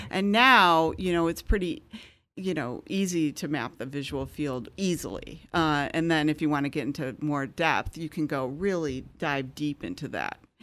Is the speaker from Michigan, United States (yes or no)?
yes; Michigan, United States; moved away as an adult; also born or lived in San Francisco / Chicago; I'm from Michigan